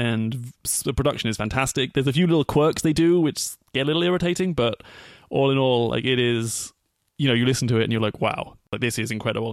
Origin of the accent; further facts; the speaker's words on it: England, United Kingdom; moved away as an adult; that continent that I called home for thirty years